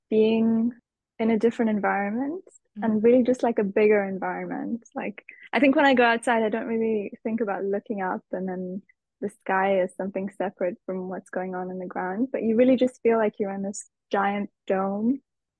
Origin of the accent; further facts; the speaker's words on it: Nairobi, Kenya; In Nairobi. It's the capital city. So it's very much a city, and it's very life-oriented.